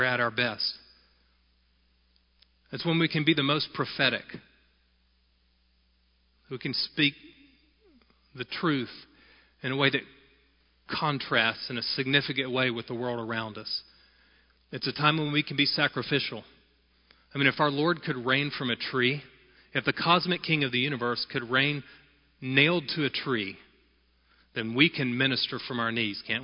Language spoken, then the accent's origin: English; United States; Being an American is not the most important part of my identity, but is a necessary and inescapable part of my identity